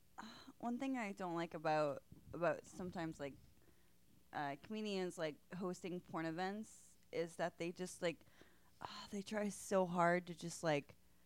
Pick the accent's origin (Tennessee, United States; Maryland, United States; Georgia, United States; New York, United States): New York, United States; Buffalo; I'm from Buffalo, New York